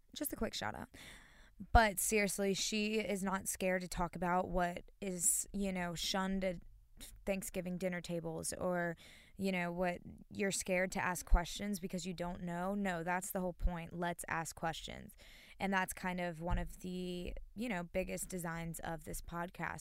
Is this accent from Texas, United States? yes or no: no; North Carolina, United States; I am from North Carolina, born and raised